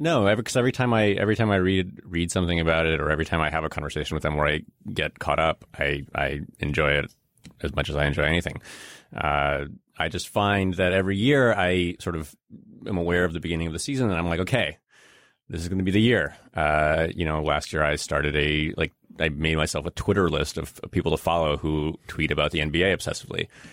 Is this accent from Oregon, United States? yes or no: no; Chicago, Illinois, United States; also born or lived in Russia; I grew up in Chicago during the early nineties while the Bulls were the Bulls.